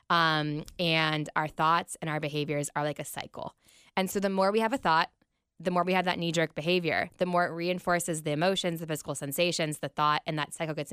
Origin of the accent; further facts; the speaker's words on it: Columbus, Ohio, United States; I was raised on the Browns football. I'm from Columbus. My parents are from Cleveland.